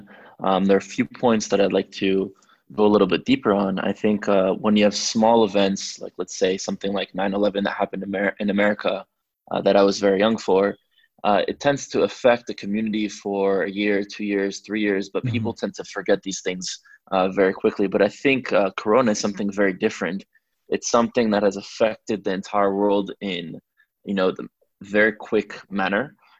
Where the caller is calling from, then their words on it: Caesarea, Haifa District, Israel; I'm joining you from Caesarea, Israel.